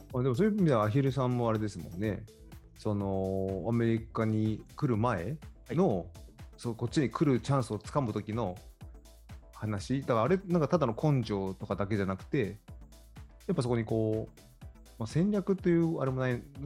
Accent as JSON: {"language": "Japanese", "town": "Fujieda", "region": "Shizuoka", "country": "Japan", "tie": "born or raised there", "moved": "yes", "lives_now": "San Francisco, United States", "said": "サッカーしかやってないですよ、うちの地元"}